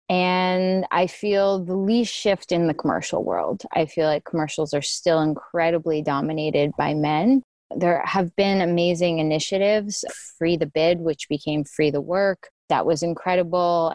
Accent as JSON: {"language": "English", "country": "Canada", "moved": "as an adult", "lives_now": "United States", "said": "I'm Canadian, so I've been in the States for about four years now"}